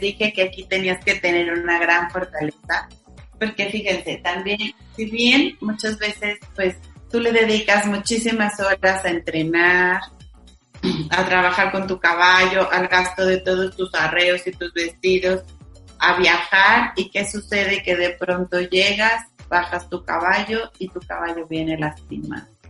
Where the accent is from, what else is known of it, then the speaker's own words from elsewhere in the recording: Mexico; orgullosos de ser mexicanos